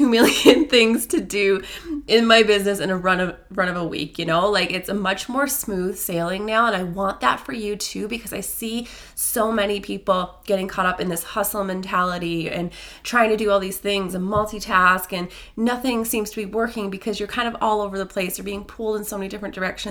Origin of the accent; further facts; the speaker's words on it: Newfoundland and Labrador, Canada; moved away; I'm in my hometown in Newfoundland